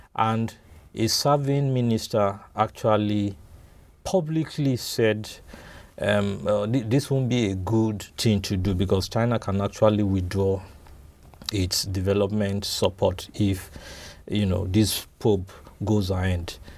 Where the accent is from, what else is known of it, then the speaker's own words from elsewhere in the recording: Nigeria; being a Nigerian